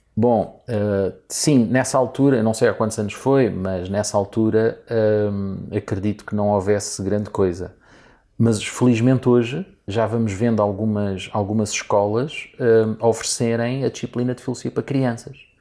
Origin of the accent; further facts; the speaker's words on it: Portugal; sendo eu português e gostando eu muito do meu país